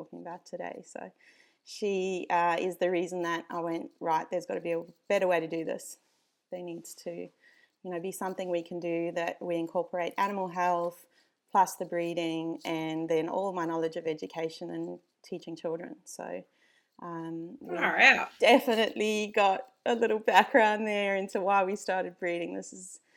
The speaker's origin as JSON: {"language": "English", "country": "South Africa", "tie": "born or raised there", "moved": "yes", "lives_now": "Australia", "said": "I grew up in South Africa, if you can't hear the accent."}